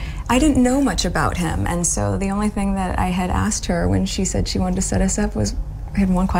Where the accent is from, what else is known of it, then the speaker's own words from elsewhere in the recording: United States; Because I'm from the States, you don't grow up with the same understanding of the royal family.